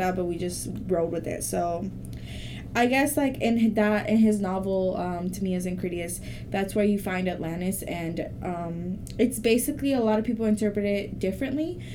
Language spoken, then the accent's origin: English; Mexico; first language Spanish; English is a second language; moved away; I was born in Mexico, so that's my first language